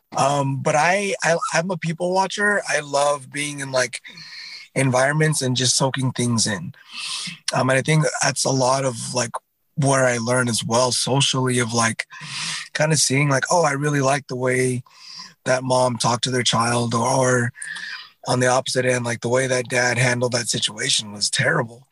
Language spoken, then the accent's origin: English; Southern California, United States; I come from Southern California, and I think it's just got that vibe of like go with the flow